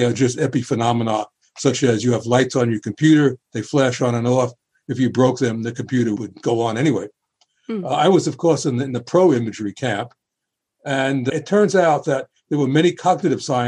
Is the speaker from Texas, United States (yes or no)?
no; New York City, New York, United States; when I was a boy growing up in the Bronx